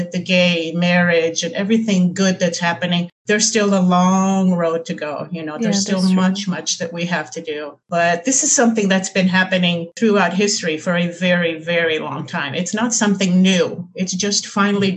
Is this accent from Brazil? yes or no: yes; Recife, Pernambuco, Brazil; I'm from Recife.